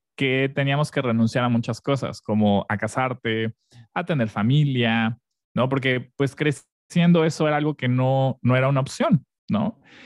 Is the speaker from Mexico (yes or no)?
yes; Mexico City, Mexico; moved away as an adult; also born or lived in Texcoco, State of Mexico; now in Mérida, Mexico; crecí en Ciudad de México, soy de allá, bueno, nací en Texcoco, pero eh, crecí casi toda mi infancia en, Ciudad de México